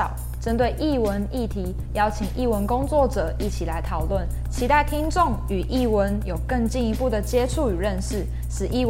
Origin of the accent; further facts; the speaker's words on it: Taiwan; now in Pingtung, Taiwan; 我们是一群在屏东大学就读的学生，我们来自台湾的不同城市，在屏东生活的四年中